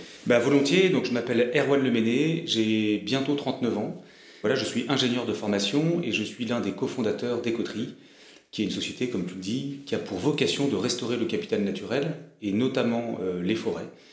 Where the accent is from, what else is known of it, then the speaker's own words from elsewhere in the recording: Brittany, France; moved away as an adult; also born or lived in Paris; Je suis breton, je, j'ai un ancrage, euh, territorial fort